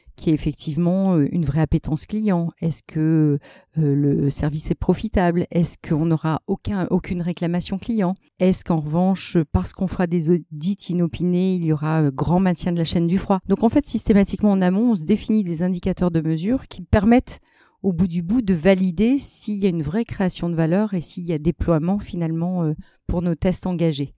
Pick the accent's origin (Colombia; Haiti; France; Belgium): France; Lille, Hauts-de-France; moi qui suis lilloise d'origine